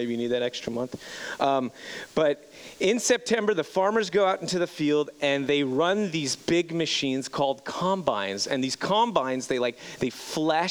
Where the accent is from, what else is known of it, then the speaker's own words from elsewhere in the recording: Montreal, Quebec, Canada; moved away as an adult; growing up in Montreal, Quebec, born and raised Montreal, Quebec